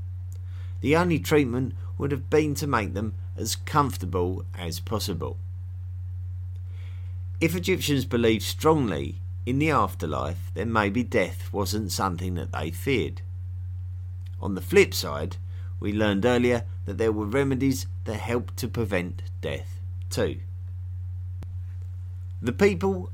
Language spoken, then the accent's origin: English; England, United Kingdom; Personally, I come from England, which is well known as a country where the people love their tea.